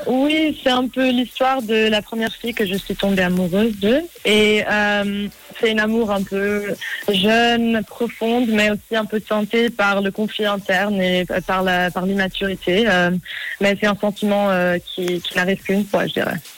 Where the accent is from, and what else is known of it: Zurich, Switzerland; born or raised there; also born or lived in New York, United States